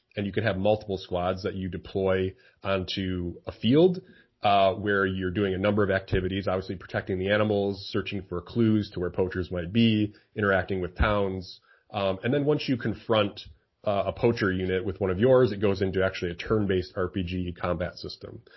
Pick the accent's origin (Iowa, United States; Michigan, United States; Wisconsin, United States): Michigan, United States; also born or lived in Seattle; I'm from Michigan